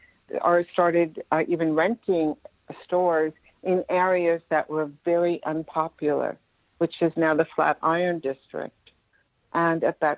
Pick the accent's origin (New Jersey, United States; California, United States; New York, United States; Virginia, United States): New York, United States; Westchester County; born or raised there